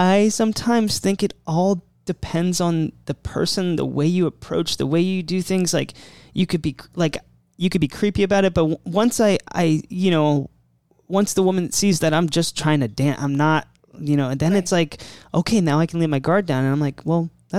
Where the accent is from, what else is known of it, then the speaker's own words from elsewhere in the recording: Maryland, United States; moved away; I'm from Maryland. I moved here.